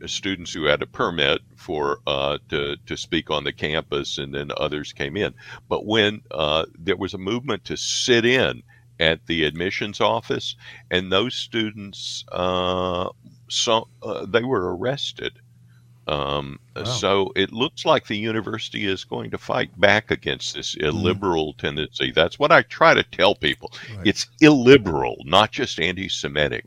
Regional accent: Marks, Mississippi, United States; now in Chicago, United States; I come from Marks, Mississippi

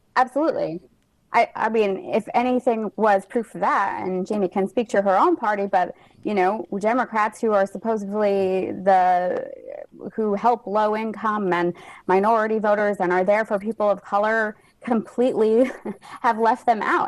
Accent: New Mexico, United States; now in Alexandria, United States; I was born and raised in New Mexico.

